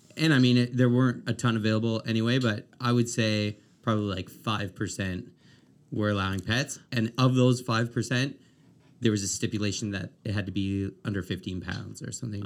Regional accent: Amherst, Nova Scotia, Canada; also born or lived in Dartmouth / Halifax; now in Moncton, Canada; I'm from Amherst originally

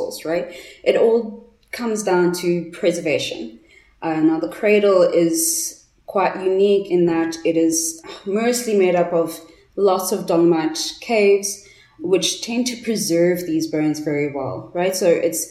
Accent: Johannesburg, Gauteng, South Africa; I'm from Johannesburg

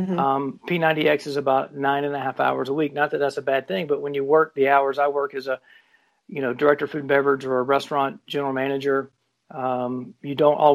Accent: South Carolina, United States; moved away; I'm from South Carolina originally.

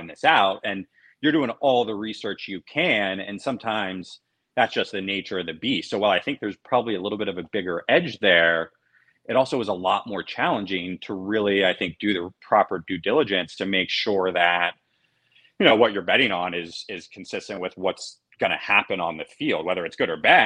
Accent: Cincinnati, Ohio, United States; moved away; I'm originally from Cincinnati

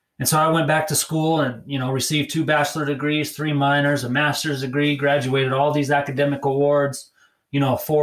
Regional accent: Fort Collins, Colorado, United States; I grew up, I'm a native of Colorado. I spent most of my younger years in Fort Collins

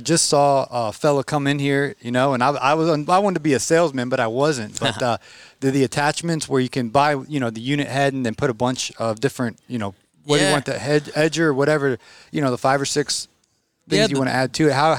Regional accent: Atlanta, Georgia, United States; Now, I'm from Atlanta.

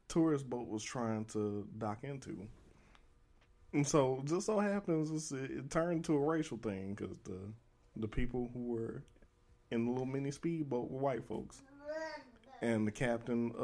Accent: Birmingham, Alabama, United States; I've been living in Birmingham for like the first 18 years of my life.

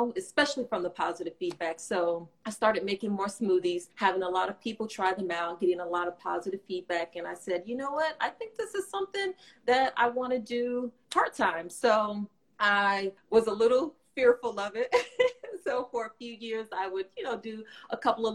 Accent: Florida, United States; also born or lived in California; now in Alexandria, United States; I am from Florida

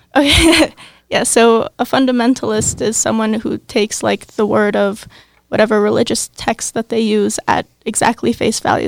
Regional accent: Cincinnati, Ohio, United States; I'm from Cincinnati, Ohio.

